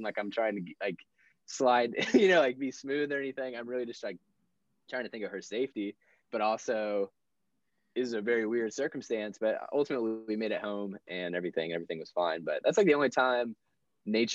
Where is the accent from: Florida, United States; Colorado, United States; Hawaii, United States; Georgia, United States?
Florida, United States; moved away; I'm from Florida originally